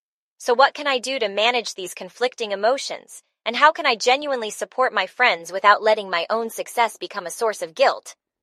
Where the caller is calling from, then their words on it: San Francisco, California, United States; I'm calling in from San Francisco.